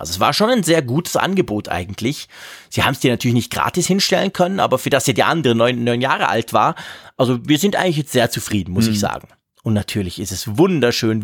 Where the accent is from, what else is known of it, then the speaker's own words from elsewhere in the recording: Switzerland; bei uns in der Schweiz